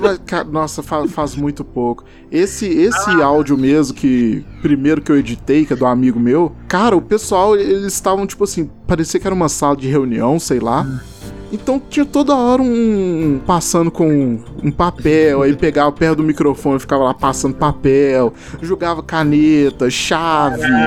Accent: Belo Horizonte, Minas Gerais, Brazil; eu sou daqui de BH, que eu sou de Minas

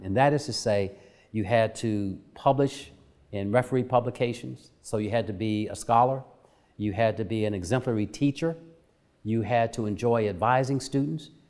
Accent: Dayton, Ohio, United States; a young African-American growing up in Dayton, Ohio

